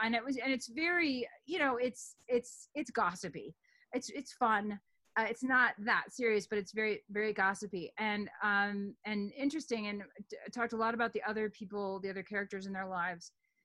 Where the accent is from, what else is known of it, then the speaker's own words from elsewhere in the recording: New York City, New York, United States; born there; I mean, I'm a woman, I was born in New York City in that year, et cetera.